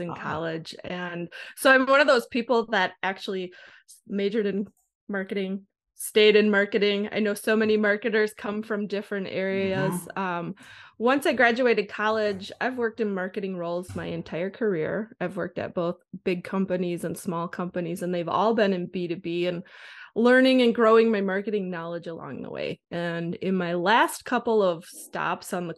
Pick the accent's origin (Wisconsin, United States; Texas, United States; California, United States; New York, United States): Wisconsin, United States; now in Minnesota, United States; I grew up in Wisconsin